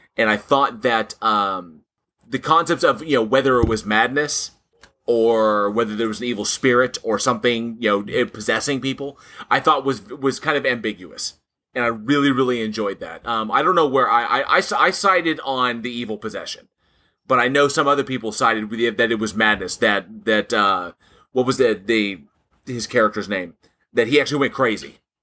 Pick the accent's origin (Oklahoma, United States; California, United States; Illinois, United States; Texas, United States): California, United States; Southern; when I grew up in Southern California